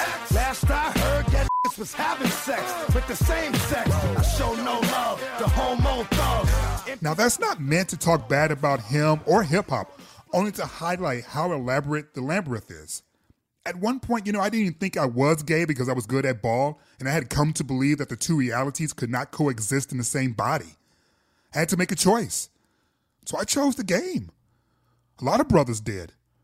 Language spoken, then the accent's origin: English; Detroit, Michigan, United States; also born or lived in Atlanta; But growing up in Detroit, the basketball courts were as much about survival as they were about the games.